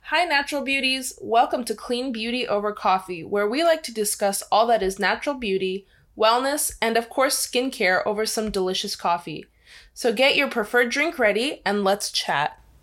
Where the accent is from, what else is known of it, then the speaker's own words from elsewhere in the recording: Angola; moved away; when I was growing up, I lived in Angola